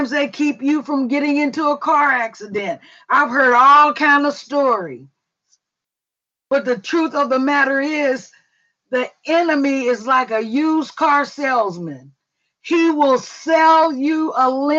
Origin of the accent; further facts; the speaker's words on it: Mississippi, United States; we were raised like sisters in Mississippi.